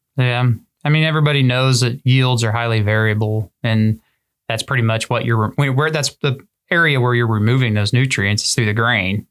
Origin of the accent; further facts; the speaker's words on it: Southern Great Plains, United States; growing up in the Southern Great Plains